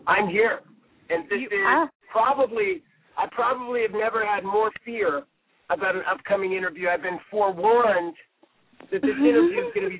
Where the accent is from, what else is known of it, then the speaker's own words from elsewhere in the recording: Los Angeles, California, United States; A friend of mine that I grew up with in San Pedro.